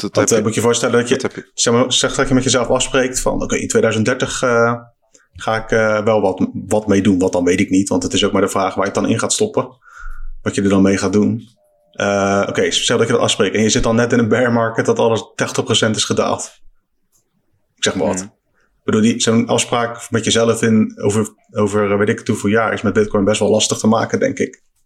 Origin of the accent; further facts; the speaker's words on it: Netherlands; als Nederlander